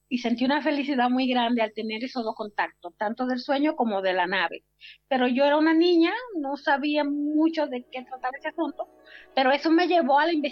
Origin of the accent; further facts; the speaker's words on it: San Juan de la Maguana, San Juan, Dominican Republic; moved away; Estaba yo en mi provincia natal de San Juan de la Maguana, República Dominicana.